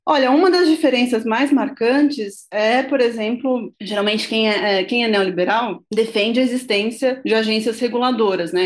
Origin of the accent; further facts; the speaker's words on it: São Paulo, Brazil; eu sou de São Paulo